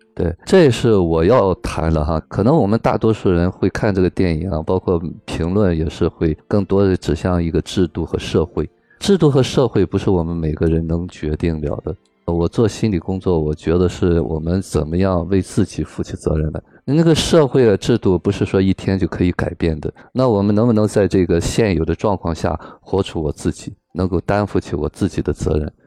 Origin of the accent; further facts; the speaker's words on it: China; 我们中国人